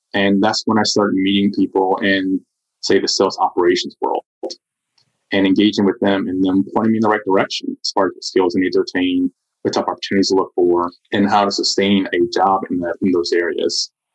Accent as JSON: {"language": "English", "area": "Southern DeKalb County", "region": "Georgia", "country": "United States", "tie": "born or raised there", "said": "I grew up in Southern DeKalb County"}